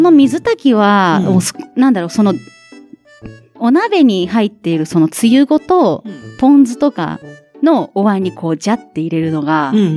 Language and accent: Japanese; Aichi, Japan; born or raised there